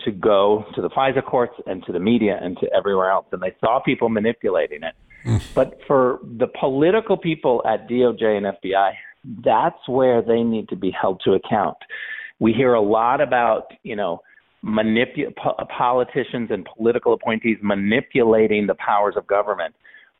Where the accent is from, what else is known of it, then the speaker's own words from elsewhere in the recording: California, United States; also born or lived in Berlin; I'm a Californian